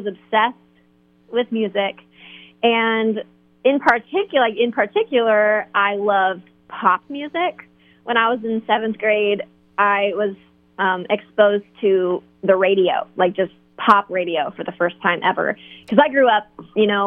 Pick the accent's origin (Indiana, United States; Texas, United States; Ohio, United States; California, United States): Indiana, United States; Fort Wayne; I grew up in the Fort Wayne area in Indiana.